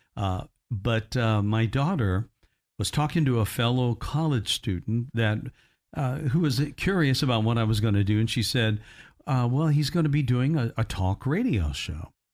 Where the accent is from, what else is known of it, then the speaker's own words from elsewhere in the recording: Indiana, United States; moved away; my hometown up in Indiana